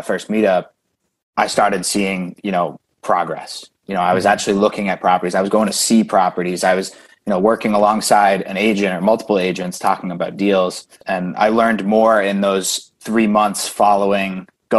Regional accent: Westford, Massachusetts, United States; also born or lived in Indiana; I grew up in Massachusetts

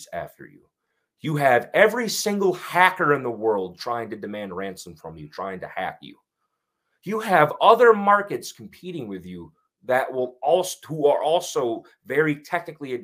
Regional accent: Winsted, Connecticut, United States; I grew up in a small town called Winsted, Connecticut

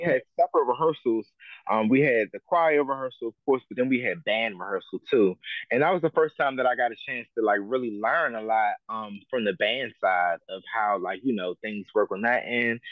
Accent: Prince George's County, Maryland, United States; also born or lived in Silver Spring, Montgomery County, Maryland; I was born in um, um Mo County, um, in Holy Cross Hospital in Silver Spring, but I was raised in um Prince George's County, Maryland

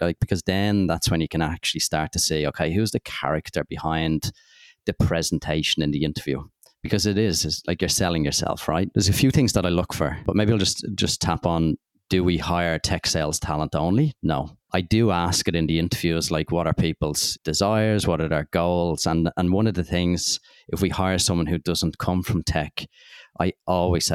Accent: Dublin, Leinster, Ireland; growing up in Dublin, I wanted to be an accountant

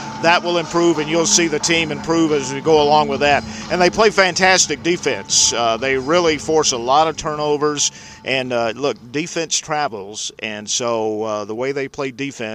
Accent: Atlanta, Georgia, United States; I grew up in Atlanta

